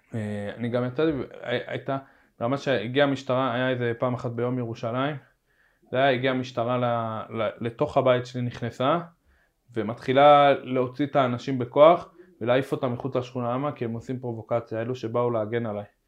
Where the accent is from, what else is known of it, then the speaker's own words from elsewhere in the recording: Jerusalem, Jerusalem District, Israel; also born or lived in Nahalat Shimon, Jerusalem; אני מהר חומה